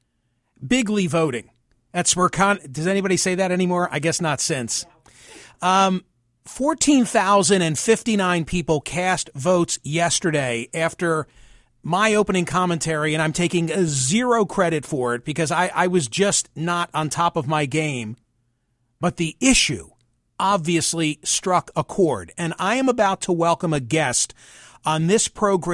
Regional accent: United States; having been born and raised in the United States

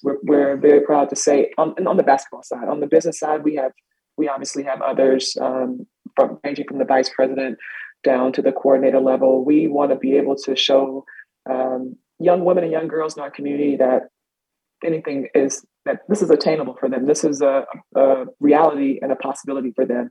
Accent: South Carolina, United States; now in Boston, United States; I'm from South Carolina.

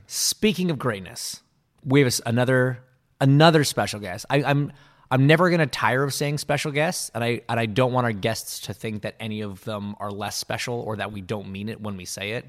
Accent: Canada; growing up in Canada in the eighties and nineties

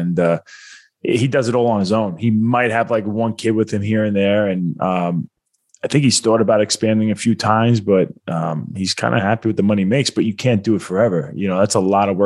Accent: Long Island, New York, United States; now in South Carolina, United States; I'm from Long Island, New York

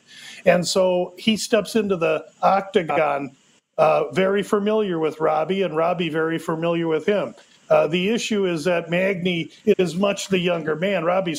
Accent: Omaha, Nebraska, United States; I'm from Omaha

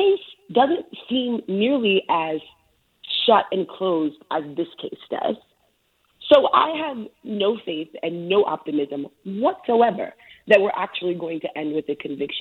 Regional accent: New York City, New York, United States; I grew up in New York City. I grew up in the Bronx. I grew up in the South Bronx

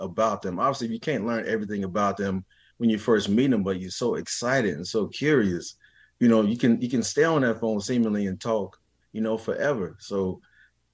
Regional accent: Kansas City, Missouri, United States; also born or lived in Clarksdale, Mississippi / Lexington, Mississippi; I'm actually from Kansas City, Missouri, but we went home to Clarksdale and Lexington, you know, every summer.

